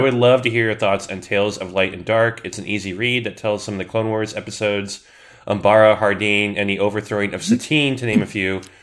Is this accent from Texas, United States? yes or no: no; Southern California, United States; I'm born and raised in SoCal